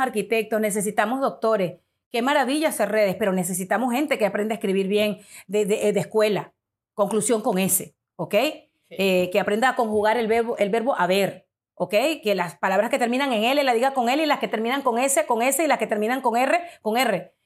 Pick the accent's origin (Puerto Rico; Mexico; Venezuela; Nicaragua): Venezuela; now in United States; como venezolana, que soy inmigrante en los Estados Unidos